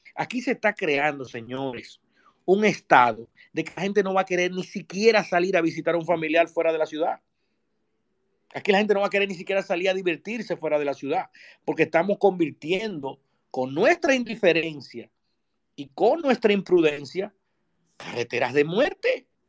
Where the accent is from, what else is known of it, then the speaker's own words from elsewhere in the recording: Dominican Republic; Los dominicanos